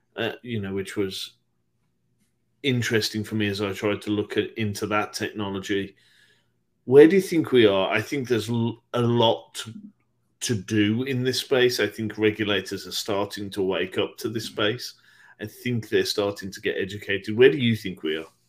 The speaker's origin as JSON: {"language": "English", "country": "United Kingdom", "said": "my home country, the UK"}